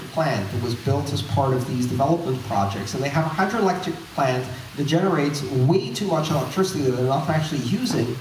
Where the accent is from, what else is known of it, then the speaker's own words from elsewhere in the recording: Greece; moved away; I grew up in Greece, I saw currency shocks three times when I was growing up